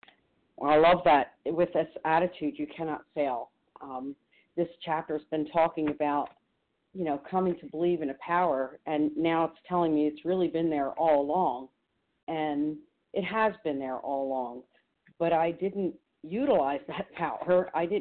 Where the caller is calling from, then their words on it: New Jersey, United States; also born or lived in Chicago; from New Jersey. Actually, I'm calling from Chicago.